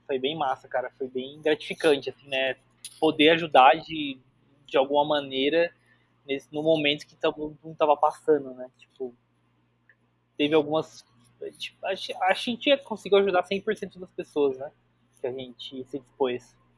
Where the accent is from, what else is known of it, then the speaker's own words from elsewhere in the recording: Bauru, São Paulo, Brazil; Eu sou de Bauru